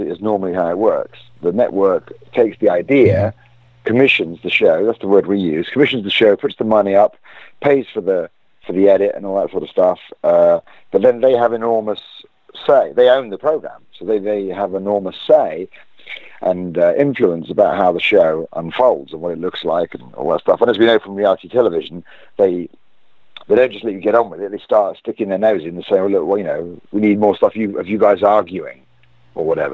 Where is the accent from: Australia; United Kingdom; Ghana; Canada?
United Kingdom; As a British person